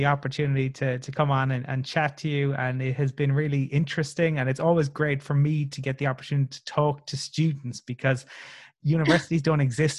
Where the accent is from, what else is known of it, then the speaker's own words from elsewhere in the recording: Ireland; And I'm very happy I'm Irish.